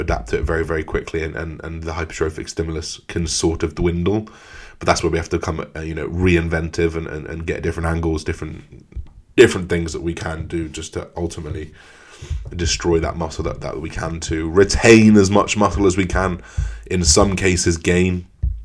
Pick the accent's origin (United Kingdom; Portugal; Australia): United Kingdom; England; as an English person